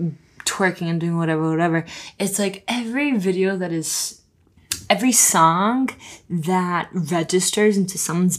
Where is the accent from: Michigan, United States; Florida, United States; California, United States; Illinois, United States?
Florida, United States; Miami; I am from Miami